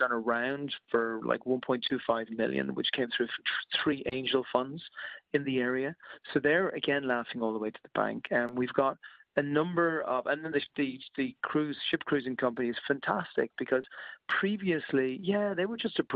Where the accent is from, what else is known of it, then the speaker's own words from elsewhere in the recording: Ireland; moved away; I'm Irish originally, and I speak to a lot of my friends back in Ireland